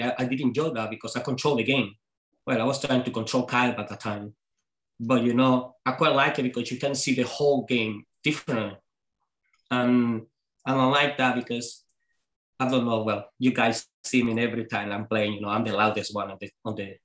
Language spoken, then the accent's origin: English; Venezuela; English is a second language; moved away as an adult; now in Scotland; I'm coming from Venezuela.